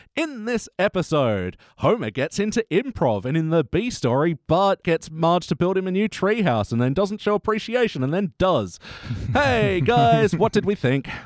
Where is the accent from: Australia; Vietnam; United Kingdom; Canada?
Australia; we're the only country that eats our coat